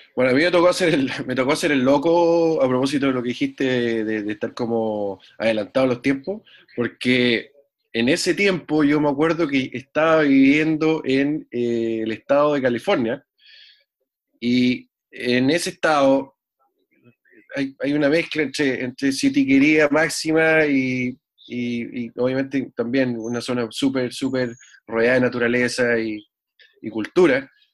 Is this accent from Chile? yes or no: yes; Santiago, Santiago Metropolitan Region, Chile; moved away as an adult; also born or lived in southern Chile; now in United States; nacido y criado en Santiago